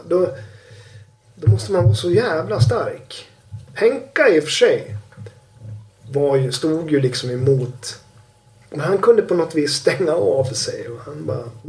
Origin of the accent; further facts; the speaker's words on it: Sweden; som svensk